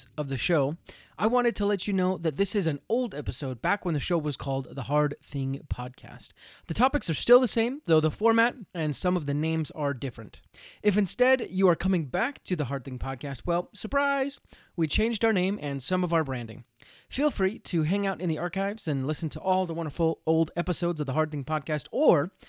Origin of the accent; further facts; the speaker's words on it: United States; me being American